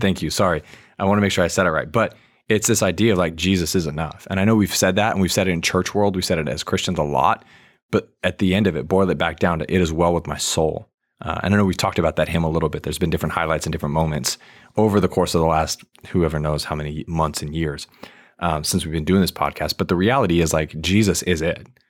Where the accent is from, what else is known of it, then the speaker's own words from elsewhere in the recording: Virginia, United States; I grew up in Virginia.